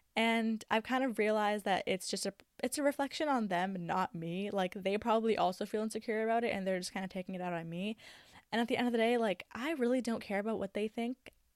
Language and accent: English; Canada; I love that I have both Egyptian and Syrian cultures. Like, there are two different worlds that come with that, along with being Canadian